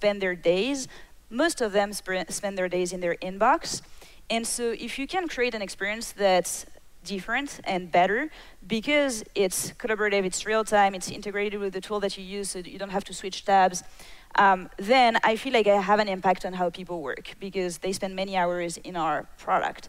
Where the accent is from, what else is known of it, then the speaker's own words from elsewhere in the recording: France; moved away; when I was a kid, I was raised in France